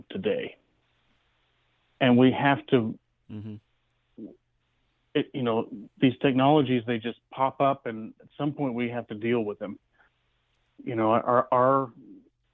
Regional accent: Oklahoma, United States; also born or lived in Southern California; I'm born and raised Oklahoman, was born in Tulsa. My parents are originally from Southern California, and we lived there for about 5 years and then moved back. So from about 8 or 9 on, I grew up in Oklahoma

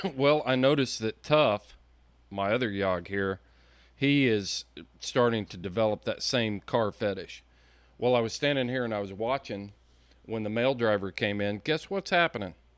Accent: Indiana, United States; I'm from Indiana

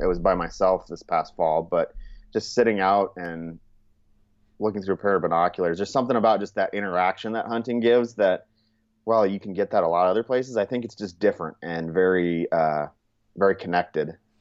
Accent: Churchill, Montana, United States; also born or lived in California; now in Sioux Falls, United States; I was actually born in California, but my mom was originally from Montana. So after about nine years, we moved to Montana, and that's essentially kind of where you know if somebody asked me where did I grow up, I kind of say I say Montana.

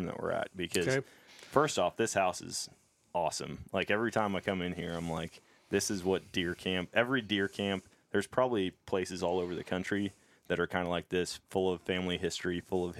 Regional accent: Wisconsin, United States; moved away; I'm at deer camp up in my home state of Wisconsin

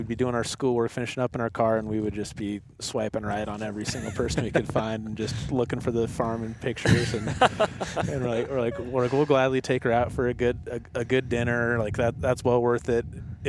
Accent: Colorado, United States; moved away as an adult; also born or lived in Casper, Wyoming; now in Wyoming, United States; I grew up in Colorado, but I moved up there a couple years ago, and that's actually where our company is now based out of, is Casper, Wyoming.

